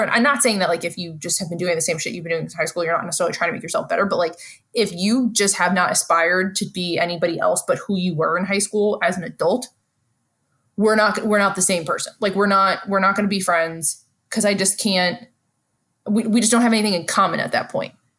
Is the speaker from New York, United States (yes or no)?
yes; New York City, New York, United States; my foundation as a New Yorker has helped me be good at reading people